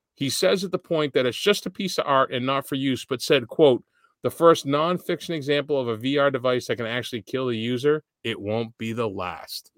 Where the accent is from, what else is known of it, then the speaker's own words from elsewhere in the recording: Boston, Massachusetts, United States; I'm from Boston